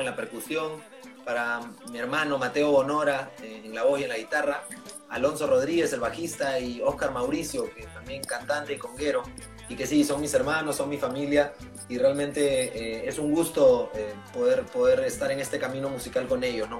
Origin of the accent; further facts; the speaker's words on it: Lima, Peru; los demás somos acá limeños